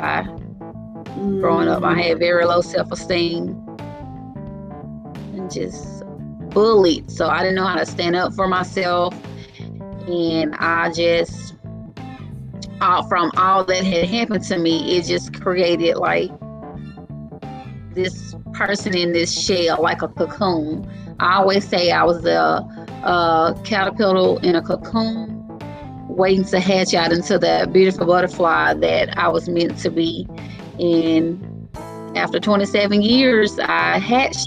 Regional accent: Grenada, Mississippi, United States; I'm from Grenada, Mississippi

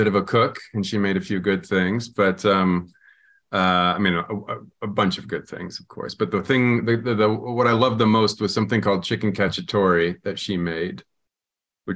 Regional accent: Washington, United States; growing up in Washington State

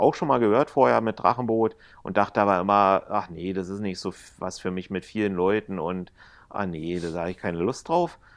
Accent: Berlin, Germany; als Berliner

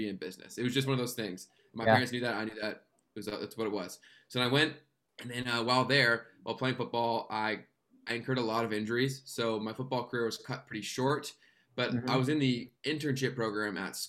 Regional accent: Canada; I'm a Canadian YouTuber and social media strategist

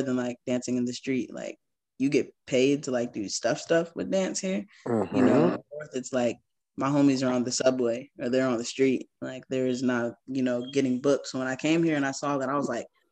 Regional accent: Connecticut, United States; now in Charlotte, United States; where I'm from Connecticut

